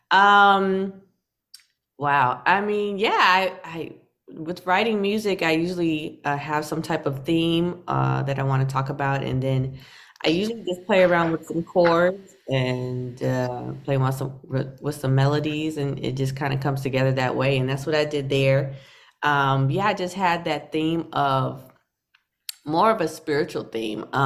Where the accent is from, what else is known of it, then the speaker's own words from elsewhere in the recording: North Carolina, United States; now in New York City, United States; North Carolina. North Carolina is spacious. You know, I, I, I have to compare it to New York City because that's where I am now.